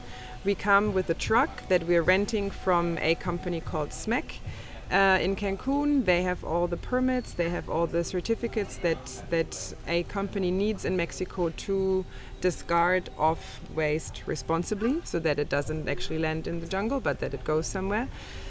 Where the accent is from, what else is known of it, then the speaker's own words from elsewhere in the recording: Berlin, Germany; English is a second language; also born or lived in Australia; now in Tulum, Mexico; Okay, I am originally from Berlin and have also lived probably abroad outside of Berlin for over 20 years. And you might be able to detect from my accent here or there that I spent a long time in Australia, 16 years